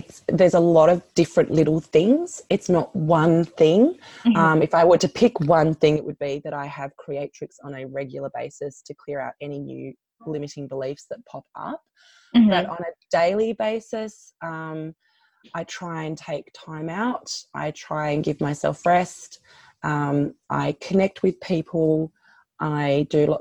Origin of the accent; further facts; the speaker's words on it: Australia; I'm an Australian